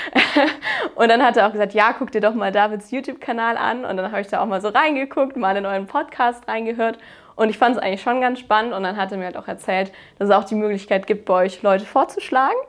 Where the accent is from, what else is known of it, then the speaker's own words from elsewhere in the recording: Baden-Württemberg, Germany; Ich habe eben mein Abitur auf dem Technischen Gymnasium gemacht. Das ist so eine Spezialform in Baden-Württemberg